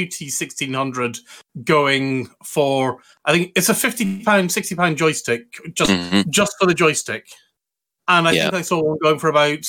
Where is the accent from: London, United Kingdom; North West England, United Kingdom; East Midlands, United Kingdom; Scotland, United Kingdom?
Scotland, United Kingdom; they need to actually understand that I'm actually Scottish, even though I don't have a very Scottish accent.